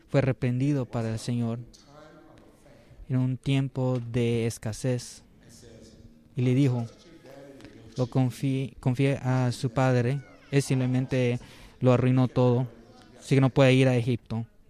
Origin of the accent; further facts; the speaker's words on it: San Joaquin Valley, California, United States; soy eh, del Valle de San Joaquín. Eh, yo estaba cerca donde había una donde había almendras